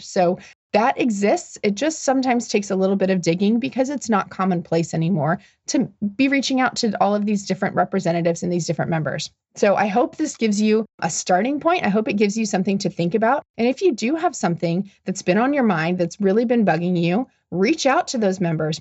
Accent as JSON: {"language": "English", "town": "Omaha", "region": "Nebraska", "country": "United States", "tie": "born or raised there", "moved": "yes", "said": "My hometown is Omaha, Nebraska."}